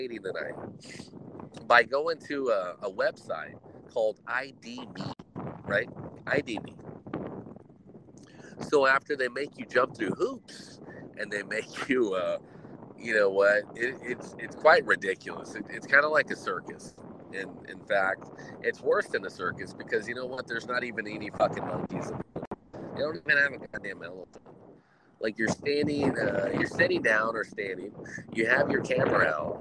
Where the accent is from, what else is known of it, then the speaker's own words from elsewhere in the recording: United States; As an American